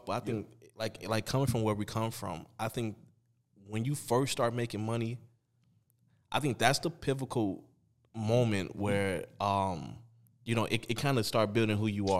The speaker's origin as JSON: {"language": "English", "town": "Chicago", "region": "Illinois", "country": "United States", "said": "I mean, we're from Chicago."}